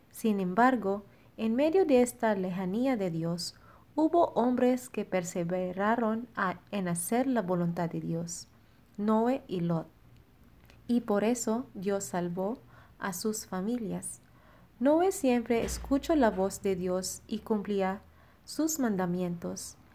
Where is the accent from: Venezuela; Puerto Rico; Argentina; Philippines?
Philippines; now in Monterrey; Soy Ran, misionera filipina destinada en la comunidad de Monterrey.